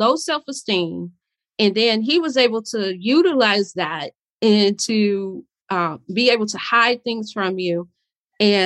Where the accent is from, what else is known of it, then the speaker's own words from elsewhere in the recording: Chicago, Illinois, United States; I'm from Chicago